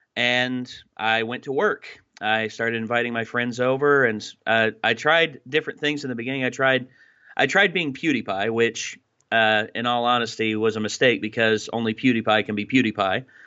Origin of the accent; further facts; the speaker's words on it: Wise, Virginia, United States; moved away as an adult; also born or lived in Bristol, Virginia; I started out as um, at, in Wise, Virginia, of course, my my hometown